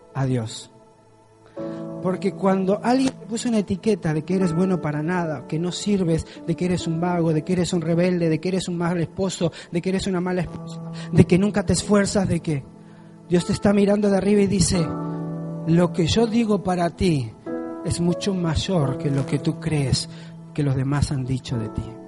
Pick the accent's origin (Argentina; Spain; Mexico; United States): Argentina; moved away; yo soy de un pueblo muy pequeño en Argentina, súper bonito